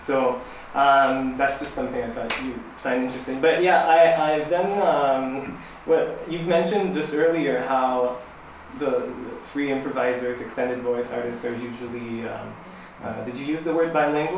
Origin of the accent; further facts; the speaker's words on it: Senegal; So yeah, I'm from Senegal and I play the kora, but I do these like pop shows too.